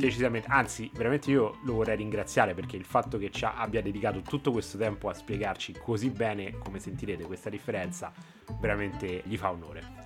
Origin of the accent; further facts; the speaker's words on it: Rome, Lazio, Italy; moved away as an adult; sono romano